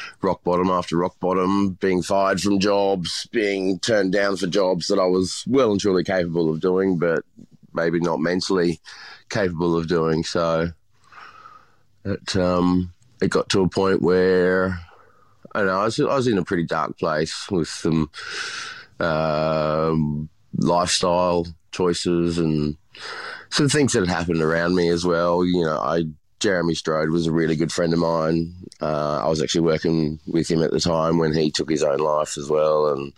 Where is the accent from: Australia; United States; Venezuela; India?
Australia; Brisbane, Queensland; I'm from Brisbane originally, yeah.